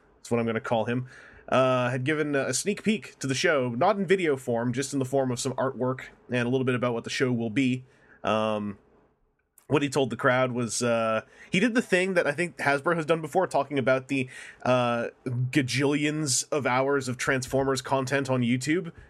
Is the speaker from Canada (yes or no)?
yes; Canada; I'm from Canada